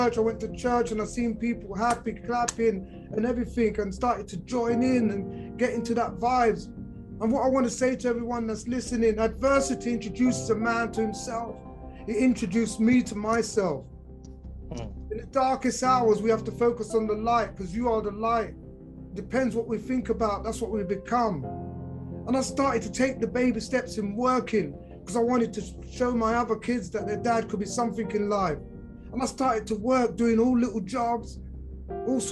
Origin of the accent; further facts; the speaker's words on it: London, United Kingdom; I'm from London in the 70s.